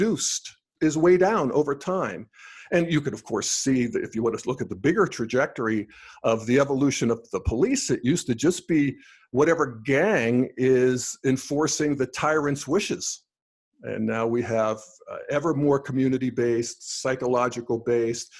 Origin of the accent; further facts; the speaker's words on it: Western Pennsylvania, United States; moved away as an adult; also born or lived in Denver; I grew up in Western Pennsylvania in the 60s and 70s in coal mining country